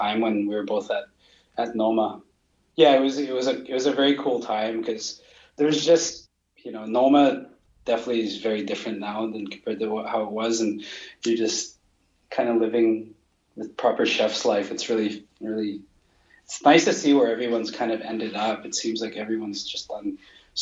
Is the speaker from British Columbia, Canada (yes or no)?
yes; Vancouver, British Columbia, Canada; moved away as an adult; also born or lived in New York / Toronto / London / Singapore; where I grew up in Vancouver